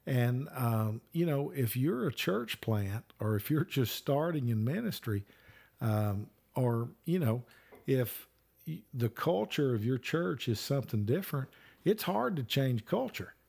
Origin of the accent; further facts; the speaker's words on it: Alabama, United States; I'm from Alabama